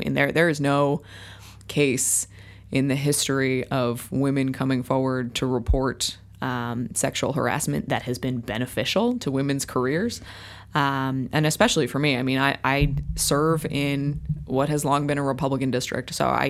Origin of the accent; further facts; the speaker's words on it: Royal Oak, Michigan, United States; I said, I'm from Royal Oak.